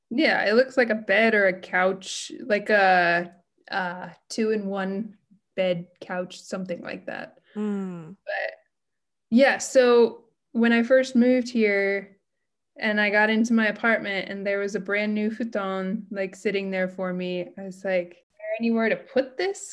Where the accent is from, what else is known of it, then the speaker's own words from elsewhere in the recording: United States; moved away as an adult; now in Japan; I'm American and I'm living in Japan